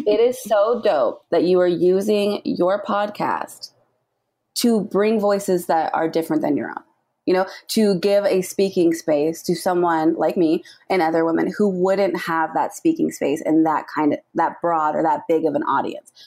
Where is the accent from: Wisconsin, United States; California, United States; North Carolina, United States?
California, United States; Southern; I am born and raised in Southern California